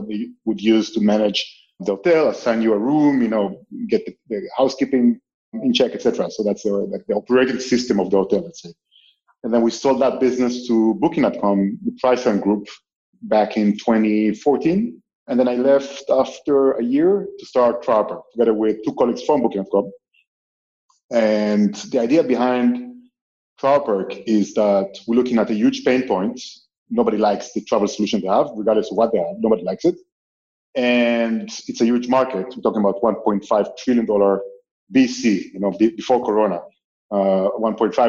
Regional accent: Israel; moved away as an adult; also born or lived in Paris, France; now in Barcelona, Spain; I'm from Israel originally

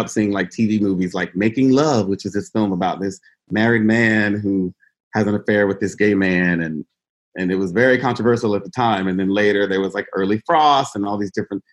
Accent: Mississippi, United States; moved away as an adult; also born or lived in Boston / Los Angeles; I grew up in Mississippi

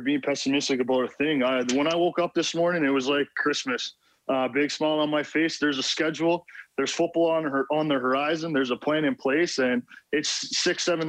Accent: Sault Ste. Marie, Ontario, Canada; the kids here in my hometown

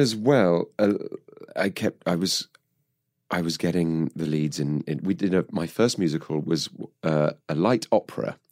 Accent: United Kingdom; I grew up just outside of London

